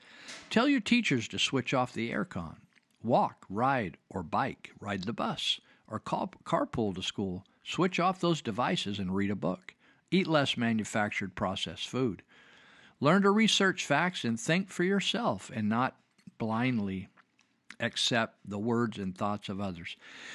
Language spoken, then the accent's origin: English; Marysville, California, United States; I remember growing up in Marysville, California, and in the 50s, and we didn't have air conditioning in our classrooms